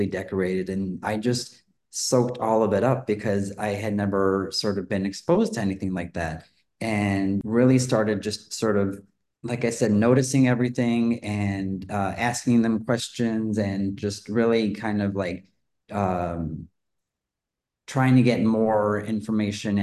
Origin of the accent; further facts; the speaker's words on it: Chicago, Illinois, United States; now in Los Angeles, United States; I grew up in Chicago, and I didn't have a lot of exposure to things